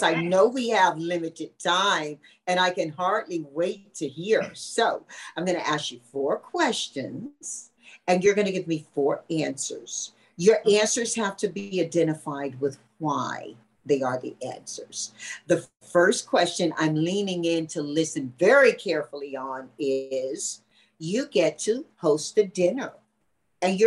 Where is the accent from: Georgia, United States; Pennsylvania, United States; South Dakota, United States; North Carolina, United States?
North Carolina, United States; Tarboro; in my hometown, Tarboro, North Carolina, very small southern town